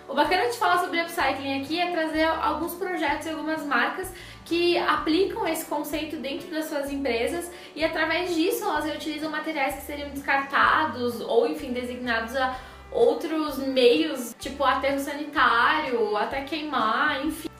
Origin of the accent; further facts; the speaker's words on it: Rio Grande do Sul, Brazil; moved away; da minha terrinha do coração